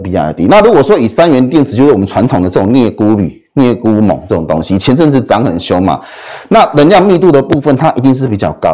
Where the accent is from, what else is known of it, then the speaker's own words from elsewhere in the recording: Taiwan; 我们台湾人